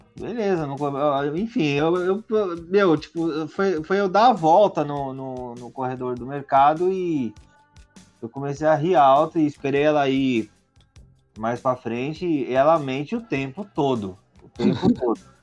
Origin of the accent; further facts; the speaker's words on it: São Paulo, Brazil; eu sou de São Paulo e... e... Ah, mas que lugar de São Paulo? Eu falei, como é, Zona Oeste